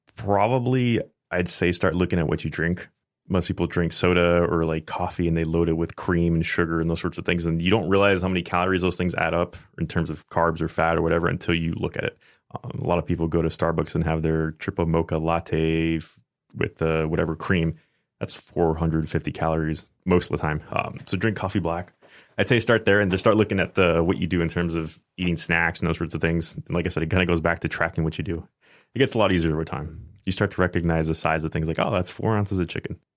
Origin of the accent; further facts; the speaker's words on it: Tampa, Florida, United States; also born or lived in Oldsmar, Florida; I basically grew up in Tampa